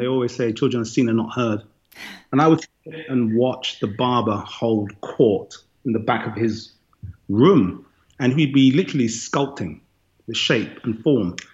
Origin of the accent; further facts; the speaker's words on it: London, United Kingdom; moved away as an adult; now in Madison, United States; I was born and raised in London